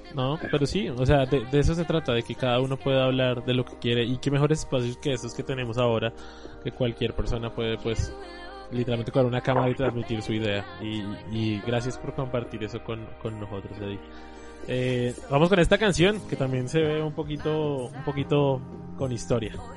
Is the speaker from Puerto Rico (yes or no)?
no; Colombia; nosotros como colombianos